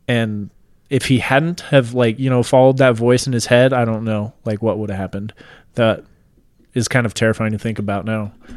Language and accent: English; Washington, United States; moved away; I'm originally from Washington State. We lived out in the mountains in Washington.